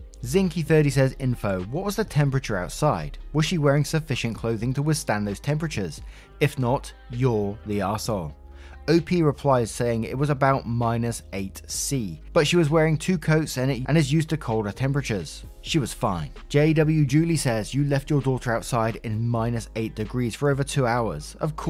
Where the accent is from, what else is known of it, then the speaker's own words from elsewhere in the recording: Florida, United States; Me, born and raised in Florida, I honestly think I might die if I had to be outside in those temps.